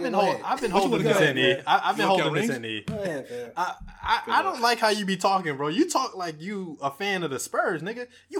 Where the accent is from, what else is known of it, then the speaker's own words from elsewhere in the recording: New York City, New York, United States; I was born in Brooklyn, number one. I'm not even from Manhattan